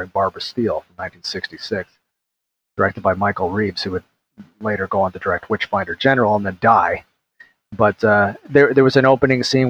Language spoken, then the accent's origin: English; Toronto, Ontario, Canada; because I am Canadian, I'm from Toronto